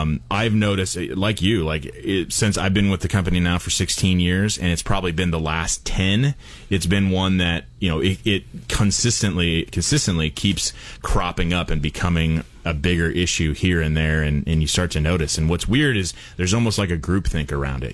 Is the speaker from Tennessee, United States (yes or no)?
no; Portland, Oregon, United States; moved away; I grew up in Portland